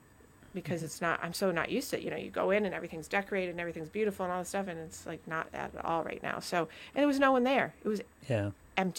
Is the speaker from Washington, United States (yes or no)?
no; Vermont, United States; moved away; my state, my home state